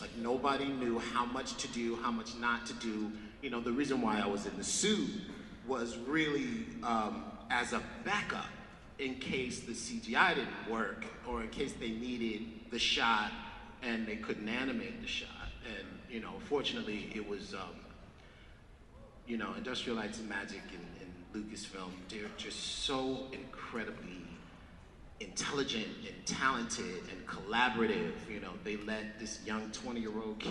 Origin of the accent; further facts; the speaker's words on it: New York City, New York, United States; growing up in the South Bronx